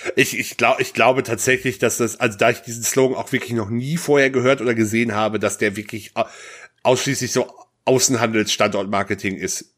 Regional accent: North Rhine-Westphalia, Germany; ich komme ja gebürtig aus NRW

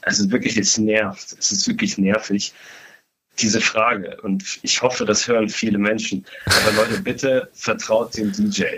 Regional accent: Hamburg, Germany; für mich als Hamburger

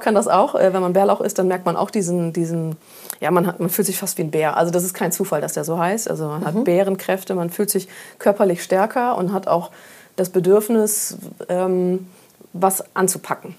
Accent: Friesland, Lower Saxony, Germany; now in Hamburg, Germany; ich bin in Friesland groß geworden, so richtig schön auf dem Dorf und sehr ländlich und sehr grün

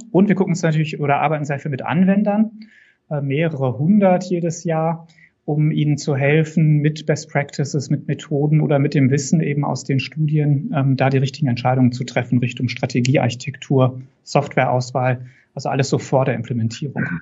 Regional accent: North Rhine-Westphalia, Germany; born there; moved away as an adult; now in Würzburg, Germany; Das Persönliche vielleicht noch, bin auch Westfale, gebürtiger.

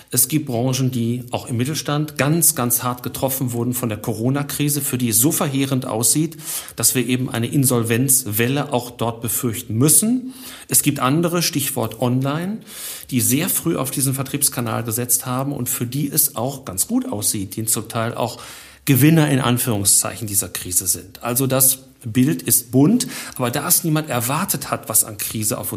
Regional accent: Dortmund, North Rhine-Westphalia, Germany; born there; aber als gebürtiger Dortmunder muss ich einfach bei den Schwarz-Gelben bleiben, habe aber auch ganz viel Sympathie für den VfL

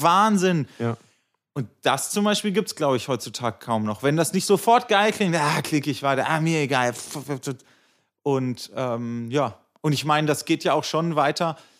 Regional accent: Göttingen, Lower Saxony, Germany; moved away as an adult; now in Berlin, Germany; alles Göttinger gewesen und dann nach dem Abi alle geschlossen nach Berlin gezogen.

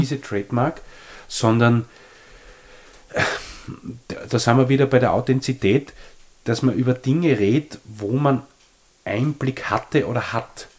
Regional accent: Leoben, Styria, Austria; ich bin ja in Leoben aufgewachsen, super aufgewachsen

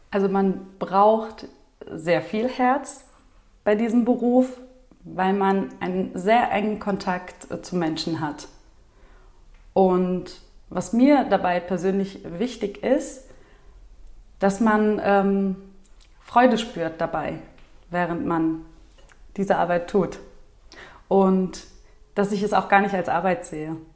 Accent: Turkey; Ich komme ja eigentlich aus der Türkei und ich fühle mich auch so türkisch. Und wir reden zu Hause auch türkisch.

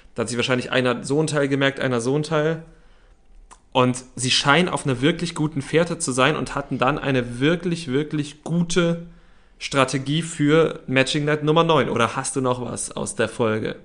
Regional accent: Berlin, Germany; wir sind Berliner

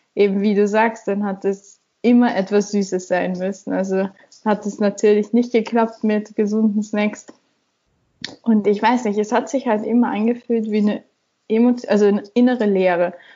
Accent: Austria; bin aus Österreich

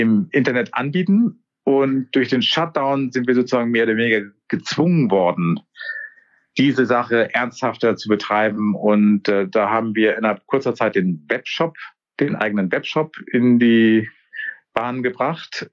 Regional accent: Kiel, Schleswig-Holstein, Germany; moved away as an adult; also born or lived in Walsrode; ich komme ursprünglich aus Kiel

